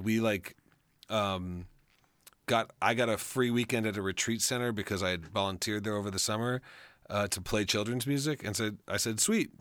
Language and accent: English; Colorado, United States; moved away as an adult; also born or lived in Chicago; I grew up in Colorado, and we've we've returned to my home